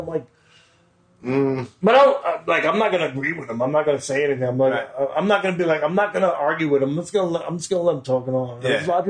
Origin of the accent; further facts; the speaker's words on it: New York City, New York, United States; We're from Queens